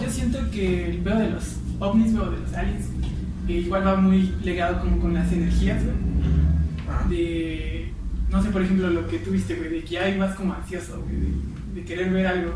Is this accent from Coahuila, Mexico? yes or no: no; Pachuca, Hidalgo, Mexico; yo vengo de Pachuca